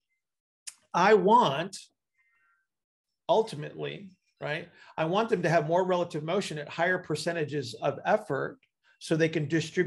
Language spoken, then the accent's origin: English; United States; I'm an American